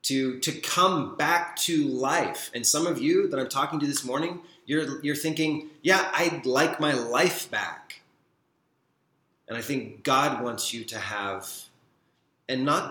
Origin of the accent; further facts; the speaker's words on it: Deep South, United States; Revival is a word I grew up with in the Deep South